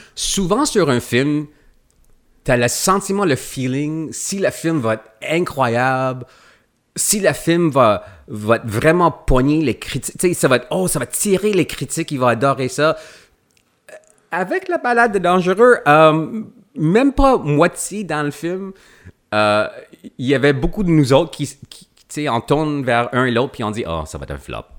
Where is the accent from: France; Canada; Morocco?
Canada; Quebec; je viens du Québec